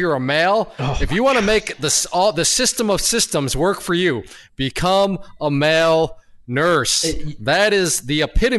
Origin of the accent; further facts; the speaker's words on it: Ohio, United States; I am from Ohio.